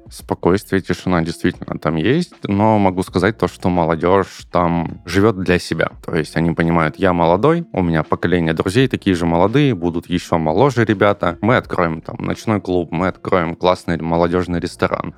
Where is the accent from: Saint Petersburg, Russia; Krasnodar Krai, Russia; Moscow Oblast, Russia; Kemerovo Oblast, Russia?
Krasnodar Krai, Russia; Tuapse; moved away as an adult; я родился в Краснодаре. В Туапсе попал в возрасте 9 лет. Родителям mm-hmm. предложили работу в Туапсе. Мы всей семьей переехали. И до 18 лет, до поступления в университет, я жил в Туапсе.